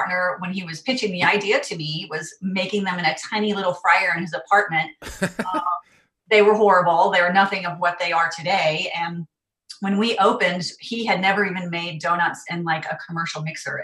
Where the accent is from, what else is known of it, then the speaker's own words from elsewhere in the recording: North Carolina, United States; also born or lived in California; now in New York, United States; I grew up in North Carolina, and I lived in California for 12 years prior to moving to New York in 2012